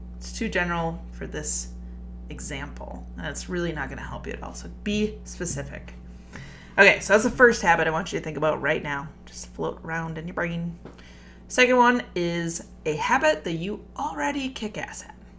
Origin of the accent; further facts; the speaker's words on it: Minnesota, United States; I am Minnesotan